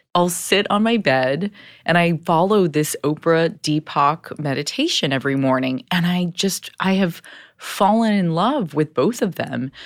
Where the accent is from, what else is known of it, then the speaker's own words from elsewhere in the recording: Southern California, United States; Growing up in Southern California with immigrant parents